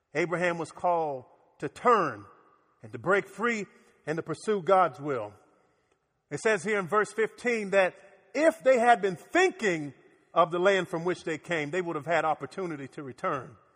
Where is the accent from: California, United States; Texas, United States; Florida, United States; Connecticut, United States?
Florida, United States; Miami; now in Orlando, United States; As a kid growing up in Miami